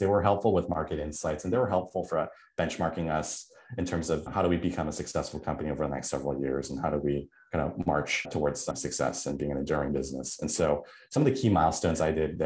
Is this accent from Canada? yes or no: yes; Vancouver, British Columbia, Canada; moved away as an adult; also born or lived in Toronto; I was born and raised in Vancouver